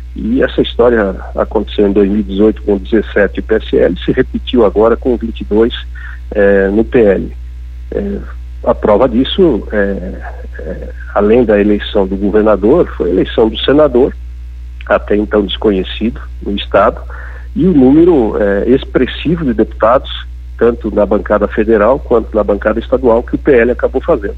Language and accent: Portuguese; Faxinal dos Guedes, Santa Catarina, Brazil; Eu sou, é, de Faxinaldos Guedes, uma cidade de doze mil habitantes. Meu pai foi quatro vezes prefeito